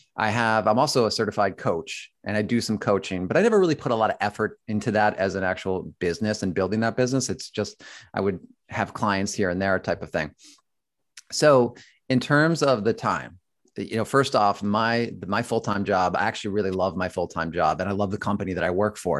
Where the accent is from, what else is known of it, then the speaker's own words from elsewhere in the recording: Buffalo, New York, United States; moved away as an adult; I grew up in Buffalo, New York, and then moved to New York, New York